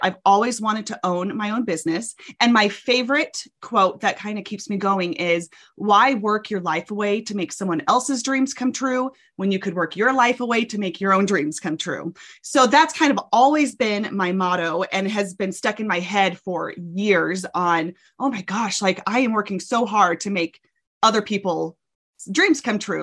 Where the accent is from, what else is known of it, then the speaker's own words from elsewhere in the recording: Arkansas, United States; moved away as an adult; now in Utah, United States; I'm from Arkansas. My whole family is in Texas and Arkansas. And I moved out to Utah um, for college and have never left